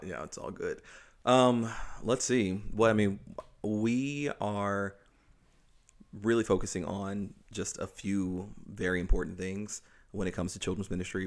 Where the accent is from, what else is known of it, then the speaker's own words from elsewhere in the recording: the South, United States; moved away; I grew up in the South